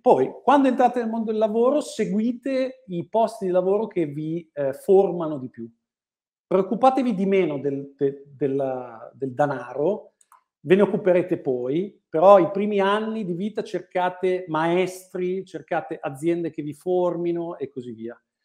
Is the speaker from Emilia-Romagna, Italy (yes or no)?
yes; Bologna, Emilia-Romagna, Italy; moved away as an adult; now in Milan, Italy; quando sono tornato a Bologna, la mia città natale